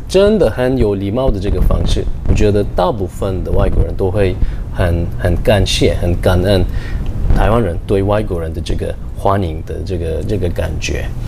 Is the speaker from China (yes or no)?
no; Turkey; Chinese is a second language; moved away as an adult; now in Taiwan; 我是来自土耳其，我住在台湾十年、十一年